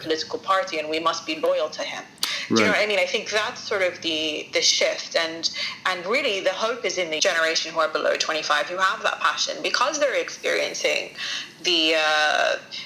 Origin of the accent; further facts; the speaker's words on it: Sidon, South Governorate, Lebanon; now in London, United Kingdom; I wanted to be in my hometown, Saida